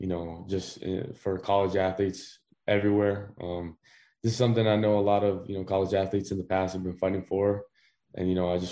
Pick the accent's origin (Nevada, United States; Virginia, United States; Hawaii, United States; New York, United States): Hawaii, United States; growing up in Hawaii